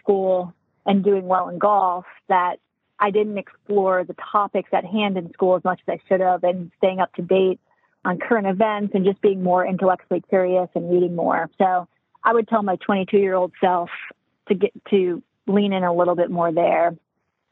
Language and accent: English; Charleston, South Carolina, United States; Growing up in South Carolina, I'm from Charleston